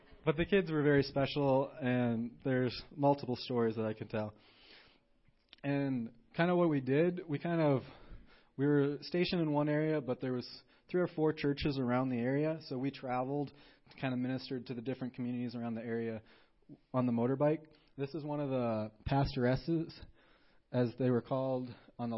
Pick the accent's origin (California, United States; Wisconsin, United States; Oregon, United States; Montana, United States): Montana, United States; I'm from Montana, you know, America